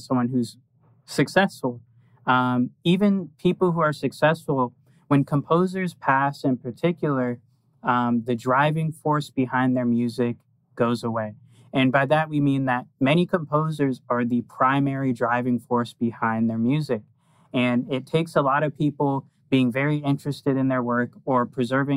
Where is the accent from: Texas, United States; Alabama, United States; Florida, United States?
Florida, United States; now in Pennsylvania, United States; we're in Pennsylvania, but we're from Florida